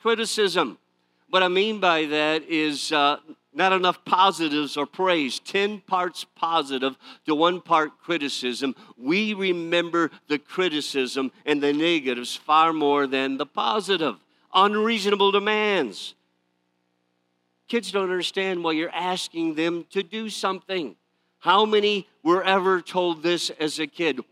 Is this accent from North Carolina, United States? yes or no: no; Detroit, Michigan, United States; I grew up in the Detroit area.